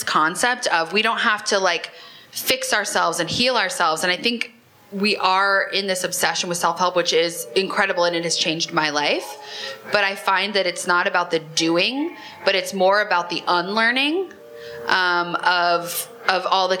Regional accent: Nebraska, United States; moved away; I grew up in Nebraska

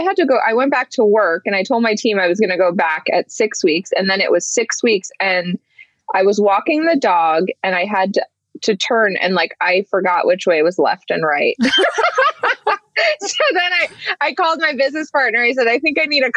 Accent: Montclair, New Jersey, United States; also born or lived in East Brunswick, New Jersey; I lived in Montclair, the majority of it

